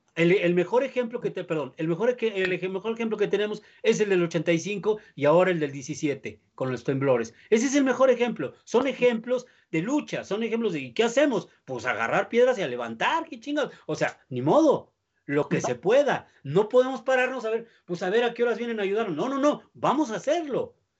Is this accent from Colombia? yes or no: no; Mexico; nosotros como mexicanos